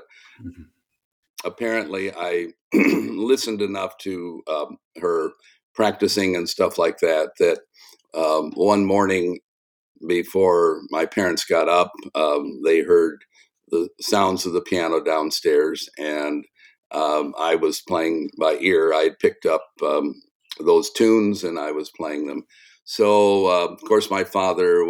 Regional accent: South Bend, Indiana, United States; I grew up in South Bend, Indiana

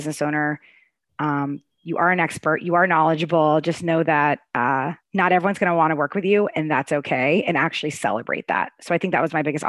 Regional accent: Arlington, United States; moved away as an adult; now in Raleigh, United States; I grew up in Arlington

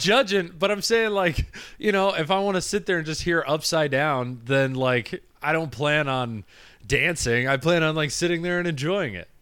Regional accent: Michigan, United States; born or raised there

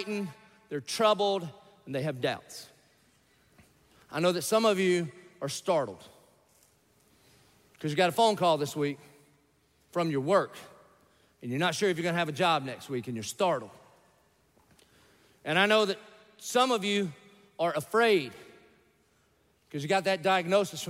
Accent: the South, United States; I grew up in the South.

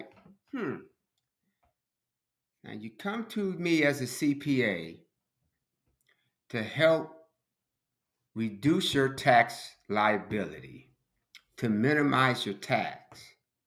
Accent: Chicago, Illinois, United States; growing up in Chicago

